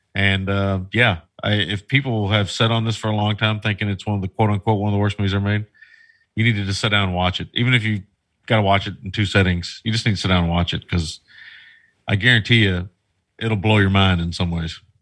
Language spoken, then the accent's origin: English; United States; as an American